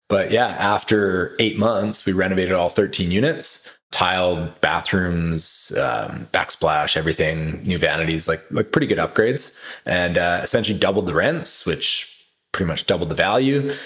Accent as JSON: {"language": "English", "town": "Kelowna", "region": "British Columbia", "country": "Canada", "tie": "born or raised there", "moved": "as an adult", "said": "growing up in Kelowna"}